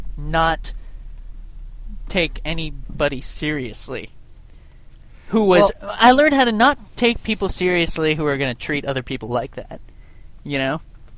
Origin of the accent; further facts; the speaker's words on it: Vermont, United States; also born or lived in Canada; I grew up in Vermont with named …, and everyone knew I was from Canada.